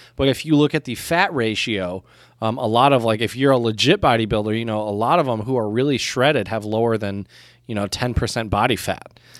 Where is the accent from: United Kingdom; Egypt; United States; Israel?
United States; in the U S, we are not the type of culture